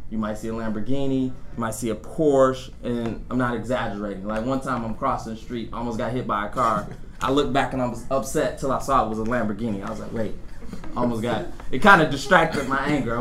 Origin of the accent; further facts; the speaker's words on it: Detroit, Michigan, United States; being a kid in the inner city of Detroit, and I always tell people I'm from Detroit, Detroit.